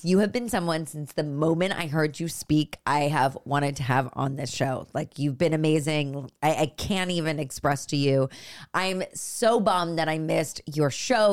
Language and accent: English; Los Altos, California, United States; I'm from up north, I'm from Los Altos, which is, like, near Stanford